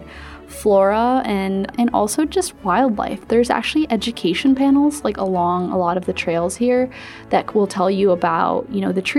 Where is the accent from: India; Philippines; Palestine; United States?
Philippines; moved away; I'm from the Philippines